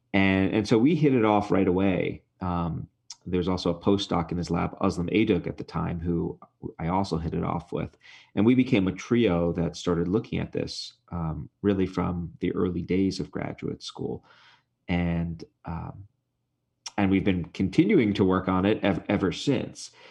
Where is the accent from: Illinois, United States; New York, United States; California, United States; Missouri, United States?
New York, United States; New York City; moved away; where I grew up in Brooklyn